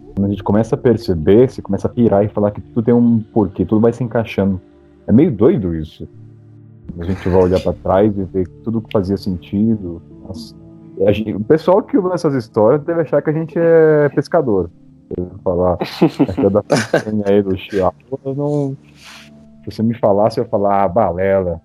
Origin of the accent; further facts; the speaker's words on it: Brazil; sou do Brasil